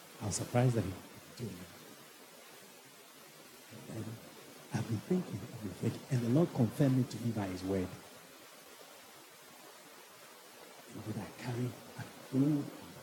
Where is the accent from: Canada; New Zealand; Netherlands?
Netherlands; now in Ghana; I grew up in Holland